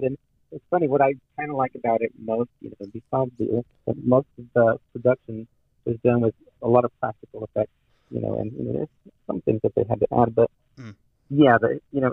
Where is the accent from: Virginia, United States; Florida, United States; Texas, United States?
Texas, United States; El Paso; also born or lived in New York City; now in Amarillo, United States; Born and raised in El Paso, Texas, but now I live in Amarillo, Texas